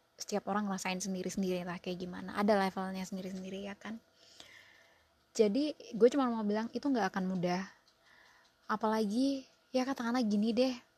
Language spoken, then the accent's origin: Indonesian; Surabaya, East Java, Indonesia; now in United States; gue arek Surabaya nang US